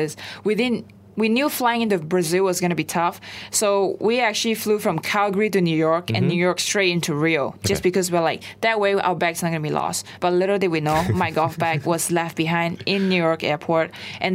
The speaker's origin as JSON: {"language": "English", "country": "Malaysia", "tie": "born or raised there", "also_born_or_lived": "United States", "moved": "yes", "said": "growing up in Malaysia"}